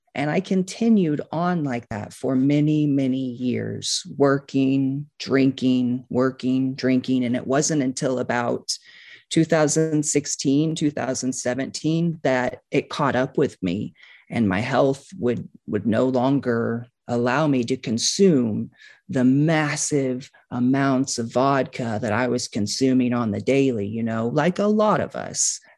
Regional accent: Kansas City, Missouri, United States; I grew up on a farm outside of Kansas City

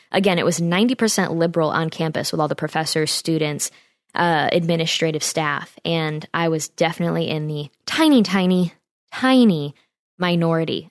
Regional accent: Saratoga Springs, New York, United States; It's from my hometown area in Saratoga, New York

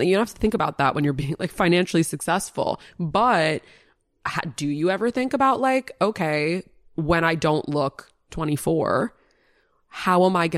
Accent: New York City, New York, United States; I grew up in such an abnormal way in the middle of New York City

